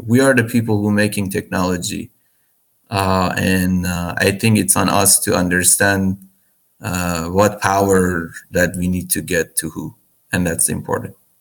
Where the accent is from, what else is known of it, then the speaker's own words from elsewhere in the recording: Iran; now in United States; I'm originally from Iran. I, I'm, I'm a U.S. citizen right now, but I'm born and grew up in Iran